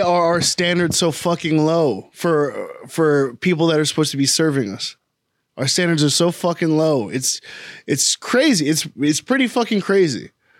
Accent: United States; Like, that's why, like I said, for us as American people, our standards are so fucking low.

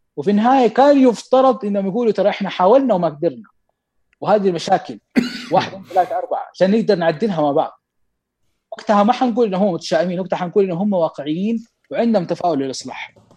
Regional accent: Mecca, Makkah Province, Saudi Arabia; عندنا في مكه

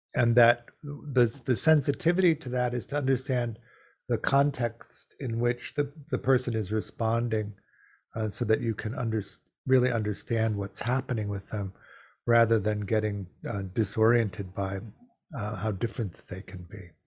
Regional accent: Chicago, Illinois, United States; I grew up in Chicago in the 50s.

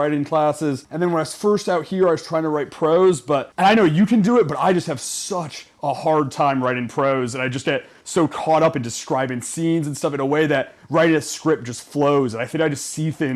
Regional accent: Western Massachusetts, United States; moved away as an adult; also born or lived in Ohio; now in Los Angeles, United States; I grew up in Western Massachusetts, small rural town

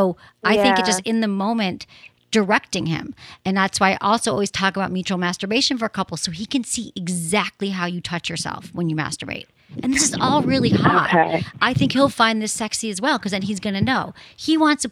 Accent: Michigan, United States; I'm from Michigan

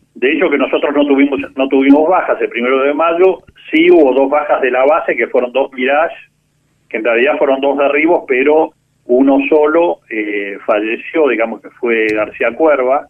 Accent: San Isidro, Buenos Aires Province, Argentina; also born or lived in Córdoba; yo nací, eh, estábamos viviendo en, en San Isidro y, bueno, ya hice mi infancia en en San Isidro

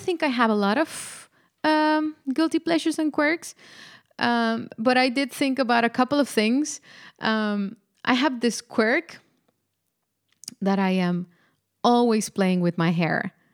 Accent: Mexico; moved away as an adult; now in Netherlands; I am indeed uh, Mexican. I was born and raised in Mexico

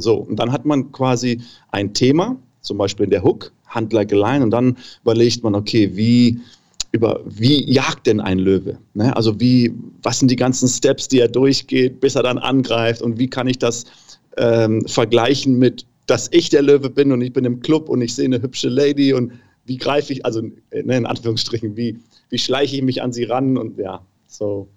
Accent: Namibia; moved away as an adult; now in Germany; ich bin halt in Namibia geboren, meine ganze Familie ist da, meine ganzen Freunde

